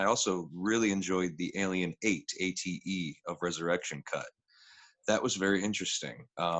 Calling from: Michigan, United States; I'm calling in from Michigan, United States.

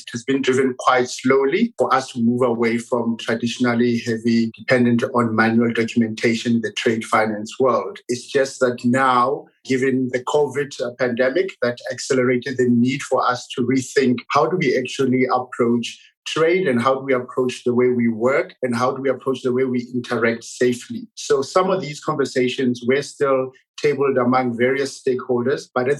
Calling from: South Africa; so I'm coming in from South Africa. Unfortunately for us, it's very cold.

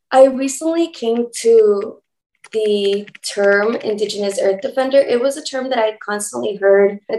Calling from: Los Angeles, California, United States; I am tuning in from Los Angeles, better known as Tongva Territory.

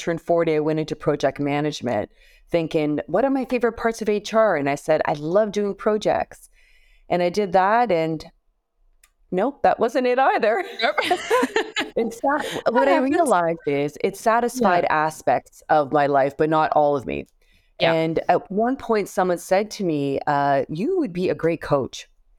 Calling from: Toronto, Ontario, Canada; I am joining you from Canada, from Toronto.

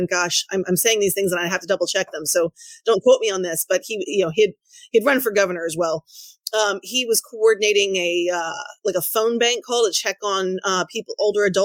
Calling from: Dallas, Texas, United States; I am in the Dallas Fort Worth area.

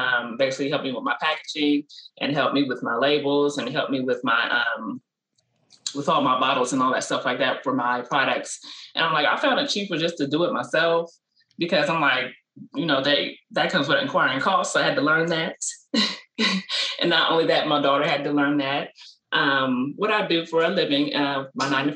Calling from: Columbus, Ohio, United States; I am calling in from Columbus, Ohio

